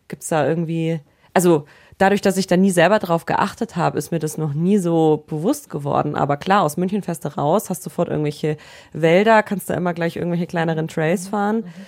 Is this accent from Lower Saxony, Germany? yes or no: no; Allgäu, Bavaria, Germany; Ich komme ja auch aus dem Allgäu